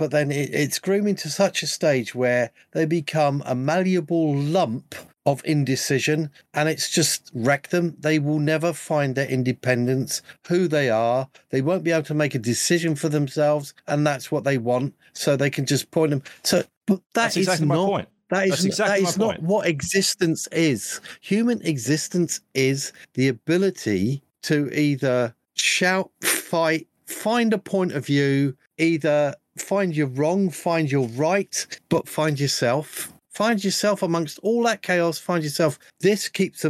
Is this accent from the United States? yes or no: no; United Kingdom; me being a Brit